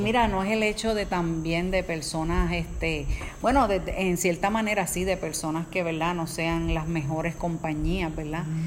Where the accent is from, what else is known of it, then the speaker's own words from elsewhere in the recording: Caguas, Puerto Rico; nosotros somos de Caguas, Puerto Rico